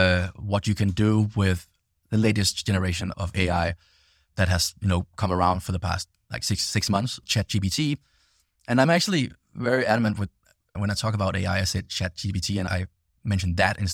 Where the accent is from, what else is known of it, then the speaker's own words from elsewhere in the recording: Denmark; English is a second language; and I'm from Denmark myself originally, so you know, hence the funny accent.